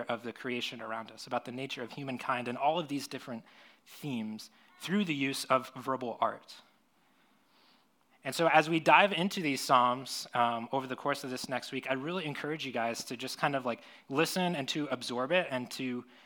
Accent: Florida, United States; now in San Diego, United States; I grew up in Florida

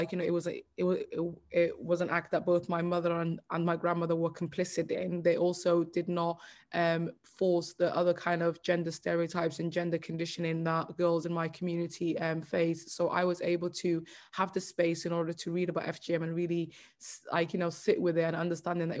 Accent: United Kingdom; I'm told that I'm British every day, but at the same time, growing up, I was never made to feel that way

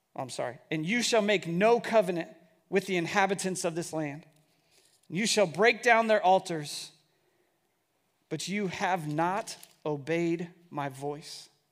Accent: Bellevue, United States; growing up in Bellevue, it was a place that I just always wanted to live.

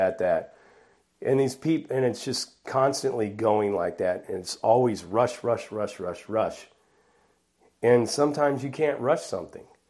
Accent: Bellflower, California, United States; moved away; also born or lived in Buena Park, California / La Mirada, California / Norwalk, California; I was born and raised in Bellflower, California, in southeast Los Angeles

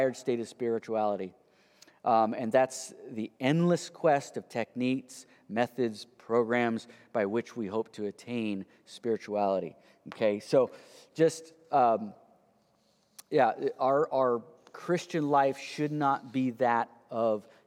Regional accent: United States; the American, you know, entrepreneurial people we are

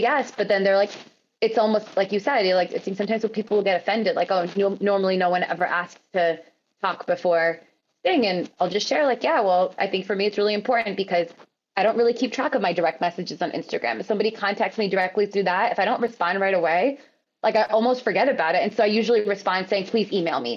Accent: United States; I'm also American

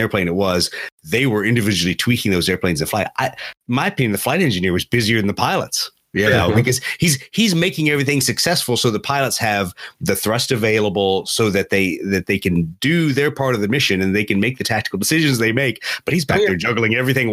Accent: Beaufort, South Carolina, United States; it is kind of my hometown

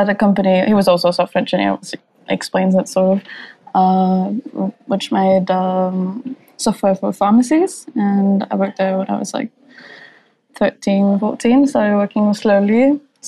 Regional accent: Copenhagen, Capital Region of Denmark, Denmark; English is a second language; I'm from Copenhagen, Denmark

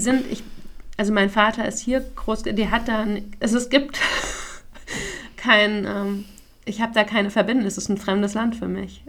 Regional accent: Frankfurt, Hesse, Germany; moved away; und wo kommst du jetzt her? Und ich, ja, Frankfurt

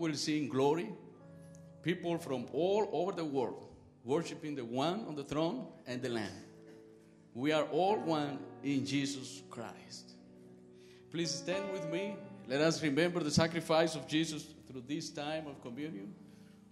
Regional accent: Cuba; moved away; I'm from Cuba. I'm the pastor of the Spanish-speaking congregation at Grace.

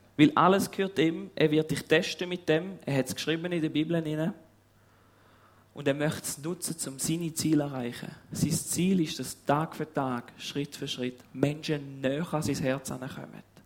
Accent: Switzerland; wir sind Schweizer

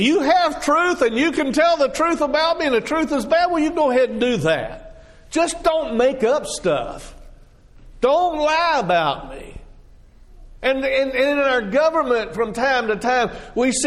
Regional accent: Texas, United States; moved away; I grew up in Texas

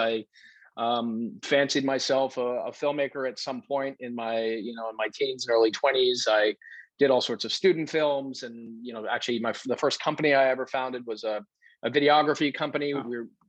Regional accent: New England, United States; I grew up in New England. And so I was really much more of an outdoors guy than I am today, simply because it was my backyard.

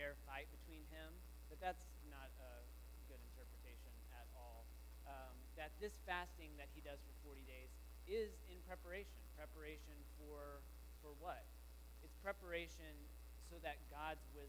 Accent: Texas, United States; the Christian tradition that I grew up with, living in high school in Texas

